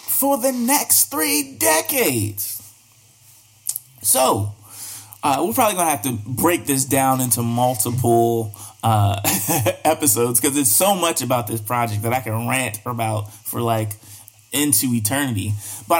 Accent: Baltimore, Maryland, United States; now in Richmond, United States; I'm from Baltimore.

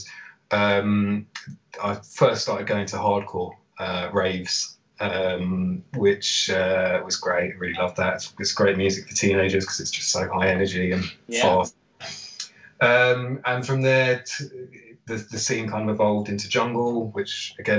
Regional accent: London, United Kingdom; I'm born and raised in London, specifically in Camden

